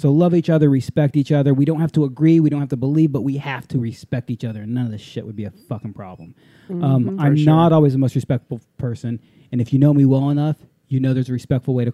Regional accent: Japan; moved away; growing up in Japan for a while

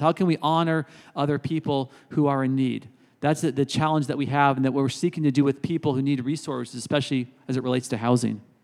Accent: Berkeley, California, United States; moved away as an adult; now in South Bend, United States; I've been here now thirteen years, but I grew up in Berkeley, California

